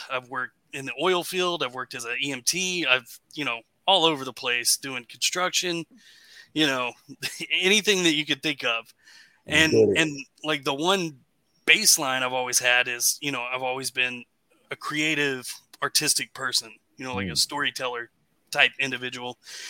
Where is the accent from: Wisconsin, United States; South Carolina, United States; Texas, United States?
Texas, United States; Dallas; born there; I was born in Dallas, Texas.